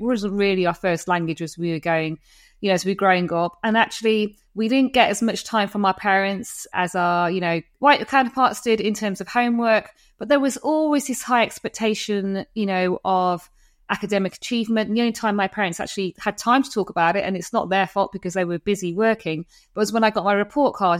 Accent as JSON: {"language": "English", "country": "United Kingdom", "said": "I'm British"}